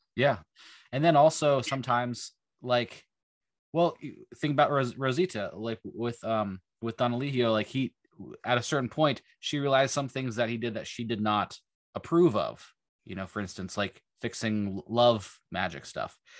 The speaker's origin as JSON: {"language": "English", "region": "Western Pennsylvania", "country": "United States", "tie": "born or raised there", "also_born_or_lived": "Ithaca, New York", "moved": "yes", "said": "I was born in, in Ithaca, but I was raised in Western Pennsylvania"}